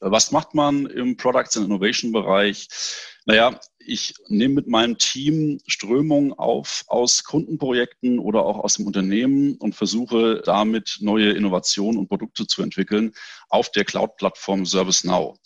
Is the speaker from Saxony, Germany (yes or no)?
no; near Frankfurt, Hesse, Germany; Ich komme aus Hessen, in der Nähe von Frankfurt